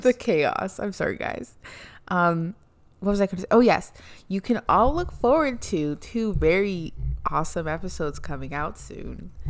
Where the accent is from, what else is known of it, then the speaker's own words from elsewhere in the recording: Canada; I was born in Canada